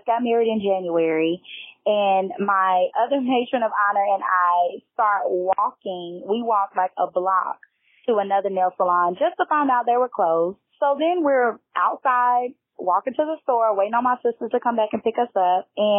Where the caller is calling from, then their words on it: Nashville, Tennessee, United States; I am calling from Nashville, Tennessee